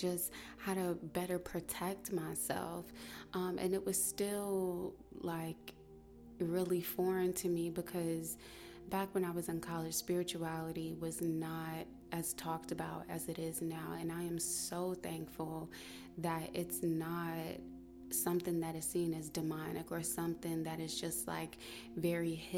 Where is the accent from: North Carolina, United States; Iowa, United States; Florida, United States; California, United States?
North Carolina, United States; I was born and raised in North Carolina